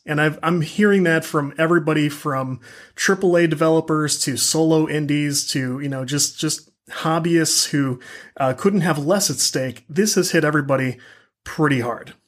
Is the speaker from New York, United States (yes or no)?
no; St. Louis, Missouri, United States; I'm from the Saint Louis area